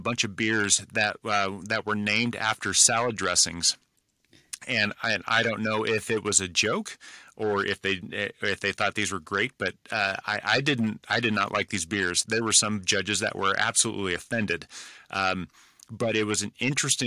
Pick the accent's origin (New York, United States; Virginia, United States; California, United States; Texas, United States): California, United States; I grew up in California, so the influence of Mexico is prominent in my life